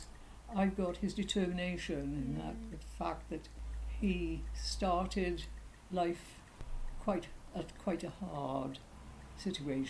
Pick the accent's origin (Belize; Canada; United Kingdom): United Kingdom; Wales; also born or lived in Fishguard; I was born in Fishguard, but then because my father was in mining, I was brought up in the mining valleys